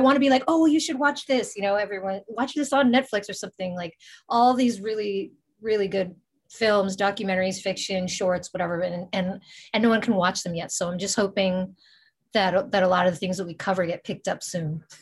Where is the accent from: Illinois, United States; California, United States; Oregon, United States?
California, United States; Bay Area; we're from the Bay Area